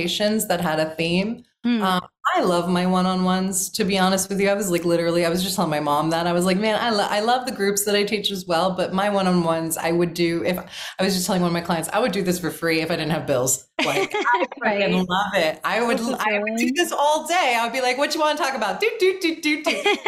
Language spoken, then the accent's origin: English; South Florida, United States; I'm also from South Florida, I've got a little hood like edge